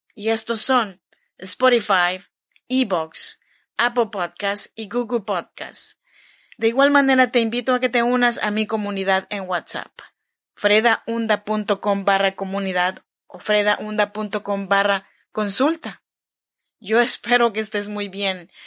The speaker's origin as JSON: {"language": "Spanish", "area": "Chinantec region", "region": "Oaxaca", "country": "Mexico", "said": "Yo soy mexicana, oaxaqueña de la región chinanteca"}